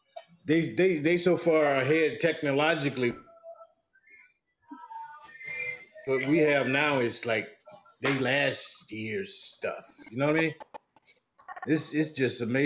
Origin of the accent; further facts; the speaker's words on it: South Carolina, United States; now in Virginia Beach, United States; I grew up in South Carolina.